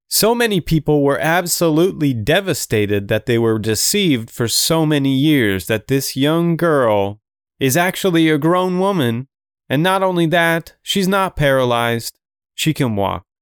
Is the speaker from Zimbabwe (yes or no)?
no; Canada; I am Canadian